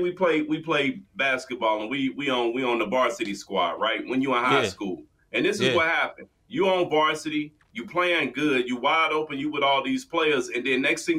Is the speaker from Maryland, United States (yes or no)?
no; Washington, District of Columbia, United States; my hometown